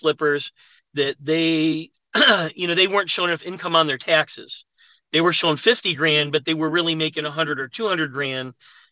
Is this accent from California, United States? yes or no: no; Buffalo, New York, United States; moved away as an adult; now in Atlanta, United States; I'm from Buffalo, New York. I went to college there